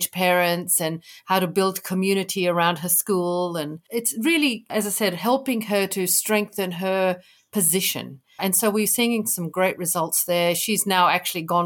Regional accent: Kenya; I grew up in Kenya

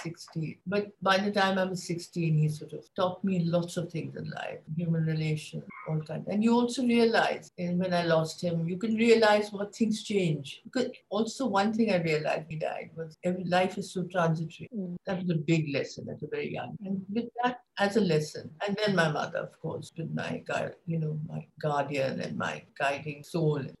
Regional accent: India; moved away; also born or lived in London; I'm an Indian

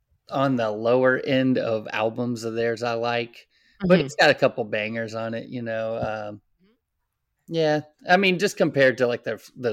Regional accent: Texas, United States; I grew up in Texas

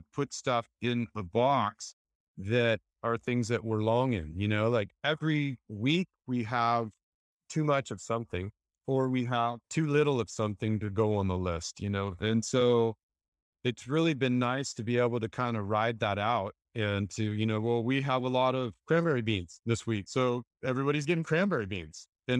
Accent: Santa Cruz, California, United States; also born or lived in San Diego; I grew up in Santa Cruz. I was a little surf rat, surf jock, maybe. I moved to Southern California

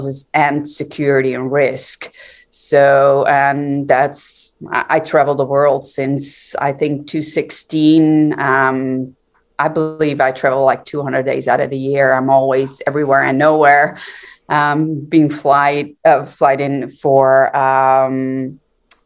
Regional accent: Netherlands; I'm from the Netherlands, born and raised.

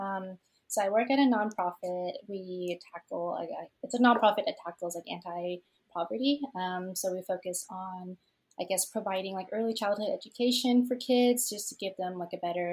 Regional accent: Tulsa, Oklahoma, United States; also born or lived in Vietnam; I was born in Vietnam and moved to the States when I was one, and I've been in Tulsa, Oklahoma since I was six

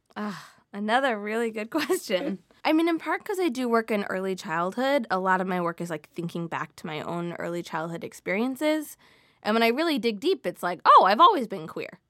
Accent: Midwest, United States; I grew up in the Midwest where salad can include cream cheese and sugar and canned fruit

